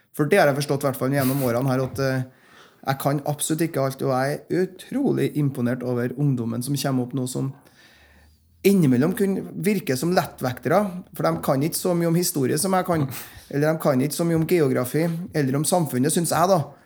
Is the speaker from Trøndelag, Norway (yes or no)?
yes; Frosta, Trøndelag, Norway; jeg kommer opprinnelig fra Frosta, Nord-Trøndelag, som nå er en del av Trøndelag. Og eh, Der vokste jeg opp